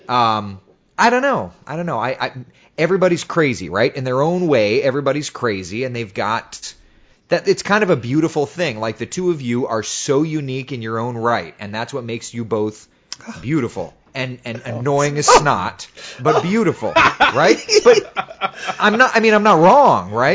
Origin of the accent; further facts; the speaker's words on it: Central Florida, United States; I grew up in Central Florida